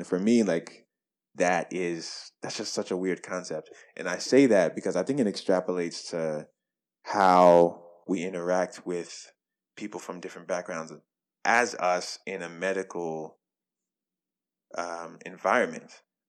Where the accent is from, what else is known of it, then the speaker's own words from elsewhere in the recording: Nigeria; I'm Nigerian, Muslim, you know, rot, smelly looking jollof rice to lunch with like lamb and goat.